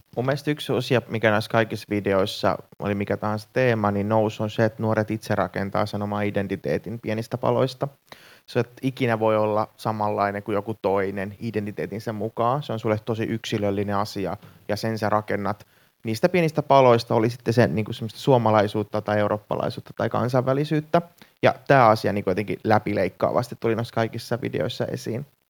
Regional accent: Finland; mä oon syntynyt Suomessa, mä oon syntynyt intialaistaustaiseen perheeseen, mutta meidän perhe on ollut niinku kolmatta sukupolvea Suomessa

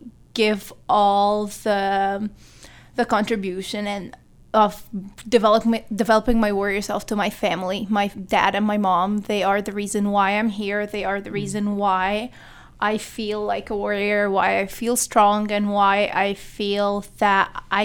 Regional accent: Egypt; moved away as an adult; now in St. John's, Canada; I'm from Egypt, and I was born and raised there all my life. My first experience abroad, other than visiting countries, was to live here in St. John's, Newfoundland

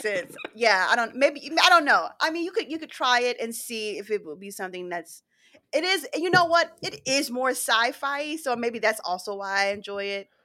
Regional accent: Philadelphia, Pennsylvania, United States; moved away; we're going back to my hometown, Philly

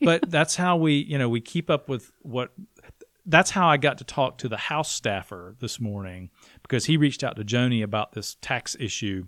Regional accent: Blue Ridge, South Carolina, United States; I am from Blue Ridge

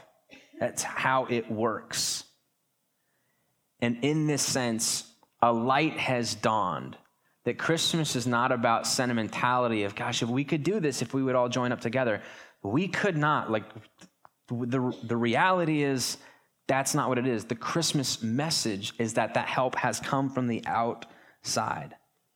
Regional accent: Pasco, Washington, United States; I'm from Eastern Washington. In fact, when you travel and you go to big cities, or you're on a cruise somewhere and somebody goes, where are you from? You say Washington, don't you? You don't say Pasco.

